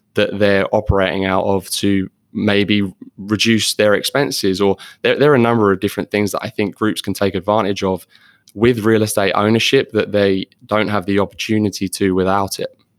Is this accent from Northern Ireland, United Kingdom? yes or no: no; London, United Kingdom; moved away as an adult; now in Florida, United States; I am actually from London originally.